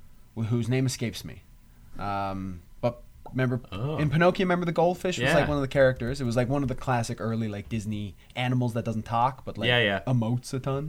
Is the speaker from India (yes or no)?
no; Newfoundland and Labrador, Canada; we're from Newfoundland